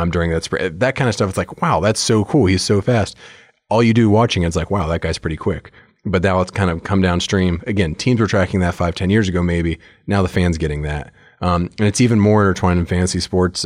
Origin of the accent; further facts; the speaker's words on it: United States; I'm an American